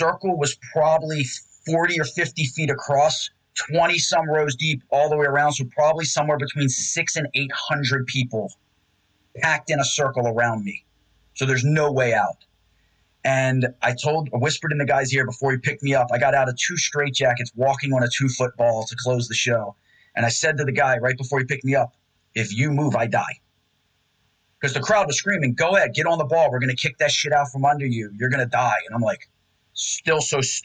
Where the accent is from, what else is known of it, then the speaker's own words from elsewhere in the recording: Randallstown, Maryland, United States; I grew up in Randallstown